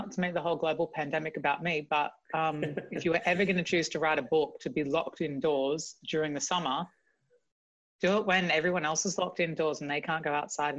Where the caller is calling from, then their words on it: London, United Kingdom; I'm in London, in East London.